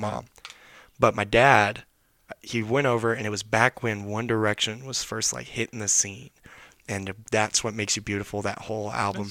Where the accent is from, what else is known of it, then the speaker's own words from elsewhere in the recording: Knoxville, Tennessee, United States; moved away; I'm from Knoxville, Tennessee. That's where I'm originally